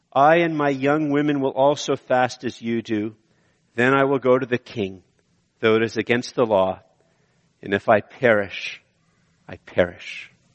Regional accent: Canada; I'm a Canadian

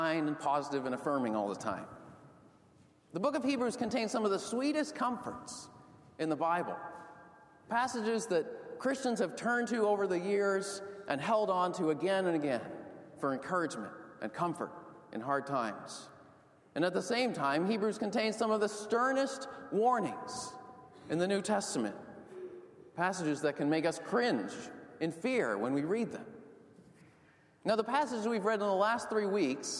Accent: outside of Boston, Massachusetts, United States; When I was growing up outside of Boston, I played ice hockey for the town youth

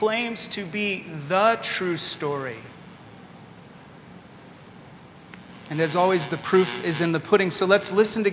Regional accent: California, United States; moved away as an adult; also born or lived in Sydney, Australia; now in Washington, D.C., United States; We're originally from California and moved most recently from Sydney, Australia

